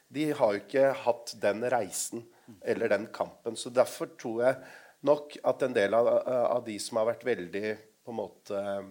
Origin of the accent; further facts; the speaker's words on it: Lier, Buskerud, Norway; also born or lived in Drammen; Jeg er fra Lier.